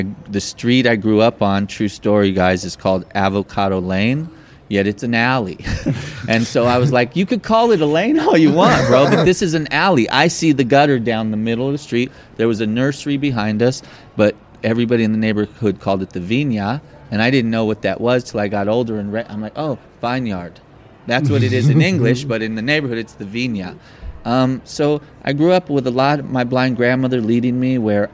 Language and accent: English; Los Angeles, California, United States; I grew up in Los Angeles in Pasadena area and Silver Lake area